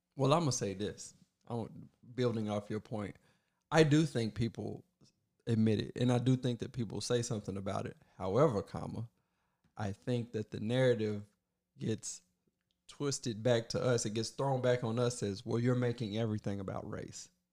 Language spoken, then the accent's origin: English; Kentucky, United States; I was born in Kentucky